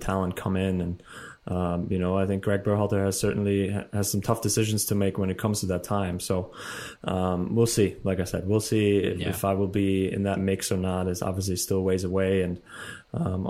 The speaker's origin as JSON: {"language": "English", "country": "Germany", "tie": "born or raised there", "moved": "as an adult", "lives_now": "United States"}